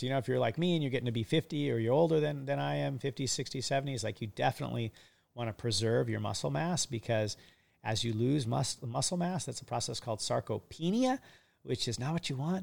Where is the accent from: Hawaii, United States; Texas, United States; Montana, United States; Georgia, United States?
Hawaii, United States; I'm a kid from Hawaii for 30 plus years of my life